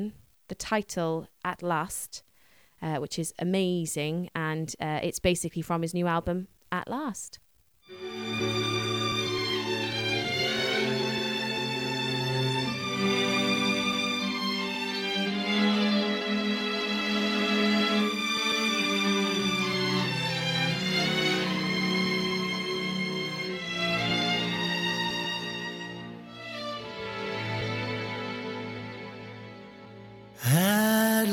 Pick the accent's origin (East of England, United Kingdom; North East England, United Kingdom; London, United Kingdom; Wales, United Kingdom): Wales, United Kingdom; I think we all love being Welsh. And I'm a Welsh speaker and I absolutely love speaking the language.